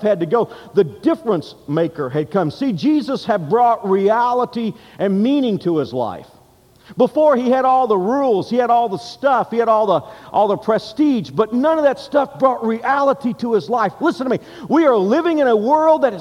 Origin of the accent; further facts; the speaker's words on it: United States; now in Kansas, United States; I'm an American by birth, and I'm Kansan here